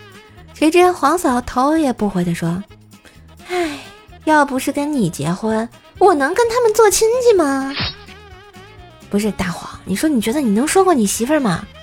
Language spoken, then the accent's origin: Chinese; Tianjin, China; 姐姐我也是天津的呀